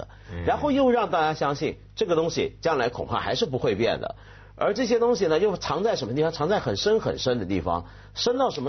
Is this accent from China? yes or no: yes; China; 但这个很奇怪，这个其实跟我们中国人总觉得自己不是狼都是羊啊。